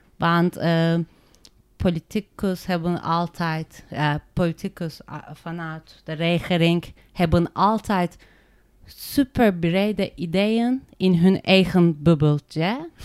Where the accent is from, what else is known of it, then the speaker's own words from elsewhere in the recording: Turkey; Dutch is a second language; moved away as an adult; now in Netherlands; Ik kom uit Turkije